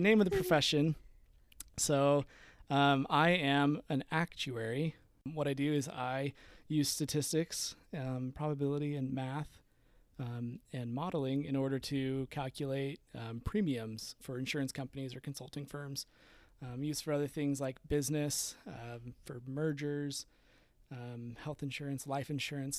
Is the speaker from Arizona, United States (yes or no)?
yes; Peoria, Arizona, United States; I was born and raised in Arizona. Um, I grew up in Peoria, Arizona, which is kinda like Northwest Phoenix.